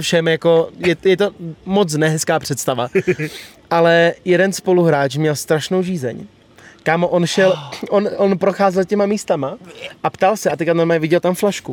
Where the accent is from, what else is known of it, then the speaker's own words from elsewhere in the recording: Bohemia, Czechia; u nás v Čechách